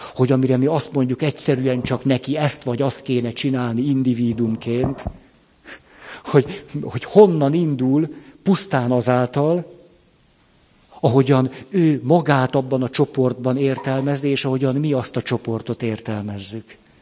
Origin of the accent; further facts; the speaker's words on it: Hungary